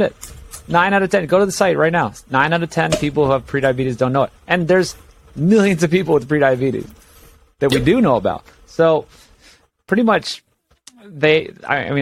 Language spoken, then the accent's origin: English; Hawaii, United States; born or raised there; moved away as an adult; also born or lived in Los Angeles